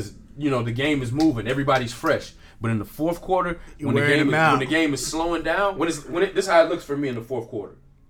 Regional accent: Houston, Texas, United States; growing up in Houston. Yeah. And being an athlete in Houston

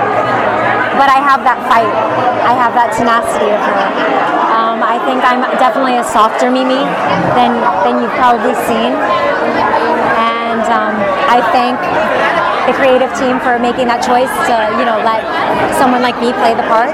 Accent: Ohio, United States; moved away as an adult; also born or lived in Cincinnati; now in Los Angeles, United States; I'm from Ohio. Been in LA for 11 years

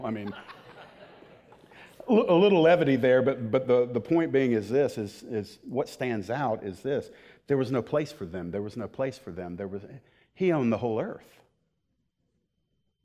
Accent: United States

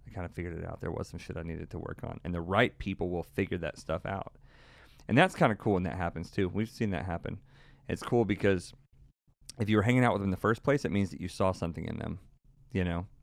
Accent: Texas, United States

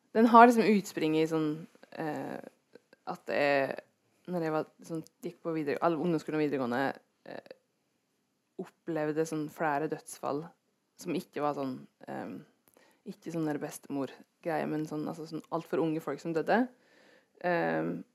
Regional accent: Gudbrandsdalen, Innlandet, Norway; der jeg vokste opp, er det mye rånekultur

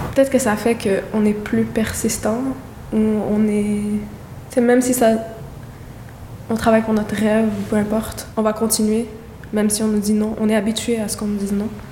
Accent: Montreal, Quebec, Canada; De Côte-des-Neiges, de Montréal

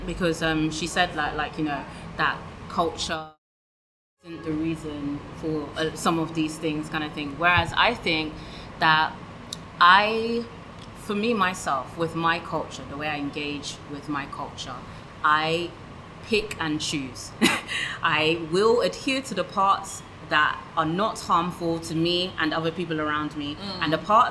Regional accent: Nigeria; I love being Nigerian, I love my heritage

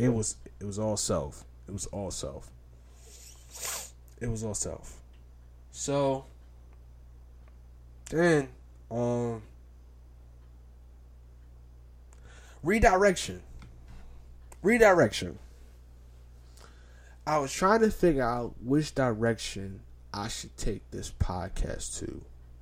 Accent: New York City, New York, United States; I'm from Brownsville

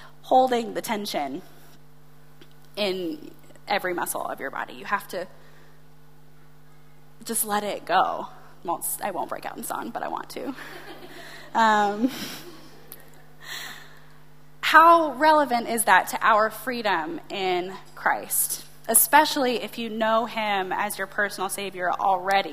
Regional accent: United States; as an American

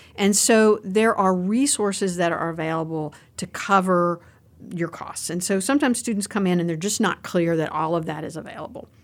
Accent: Roanoke, Virginia, United States; accent: Southwestern Virginia; I am from Southwestern Virginia. For anybody who's hearing my accent on this, that's where the accent comes from. I'm from down near the Roanoke, Virginia area.

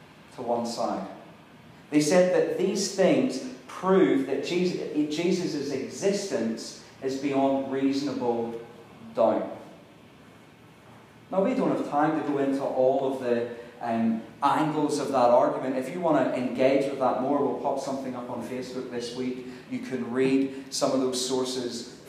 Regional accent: Ireland; I'm Irish

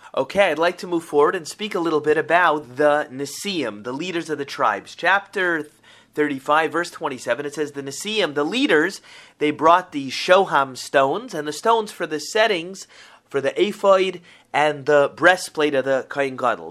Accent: Boca Raton, Florida, United States; I grew up in Boca Raton, Florida

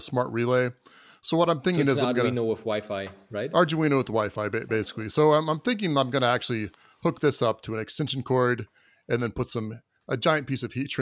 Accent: Florida, United States; I am from Florida.

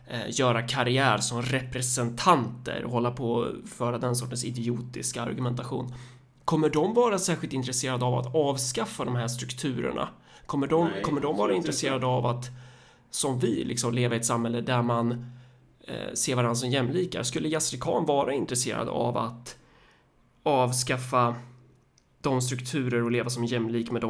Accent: Sweden; Alltså hur det söndrar oss som, som liksom svenskar.

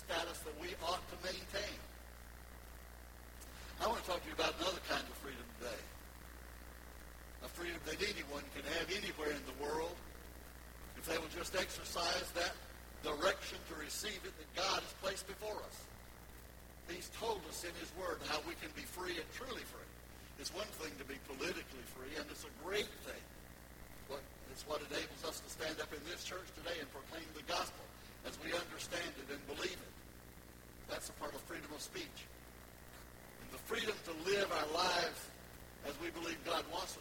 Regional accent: United States; I'm an American

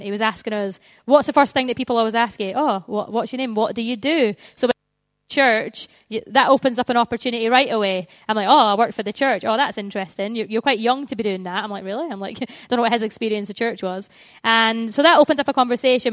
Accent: Scotland, United Kingdom; moved away as an adult; now in England, United Kingdom; I'm from the Promised Land, which is Scotland

